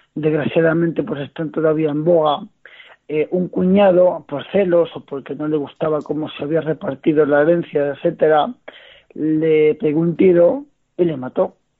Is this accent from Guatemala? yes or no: no; Noez, Castilla-La Mancha, Spain; yo soy de Noé, de un, de, un municipio de los Montes de, Toledo, y digamos que aquí en mi comarca